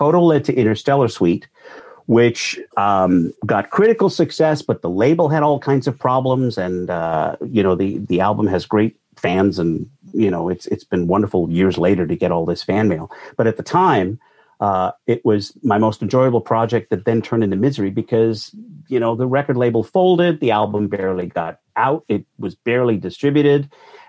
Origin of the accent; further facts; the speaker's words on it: Calgary, Alberta, Canada; moved away as an adult; also born or lived in Vancouver; now in Toronto, Canada; I grew up in Calgary